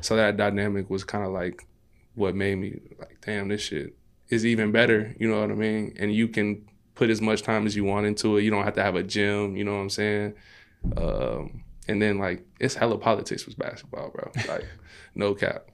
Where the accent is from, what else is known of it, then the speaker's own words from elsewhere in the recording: Maywood, Illinois, United States; also born or lived in Austin, Chicago; I grew up in Maywood